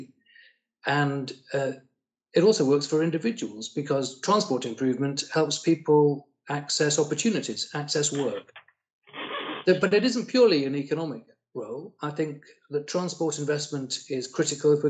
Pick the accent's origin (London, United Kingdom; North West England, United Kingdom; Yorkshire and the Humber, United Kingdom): Yorkshire and the Humber, United Kingdom; I'm a Northerner. I'm a Yorkie, born and bred.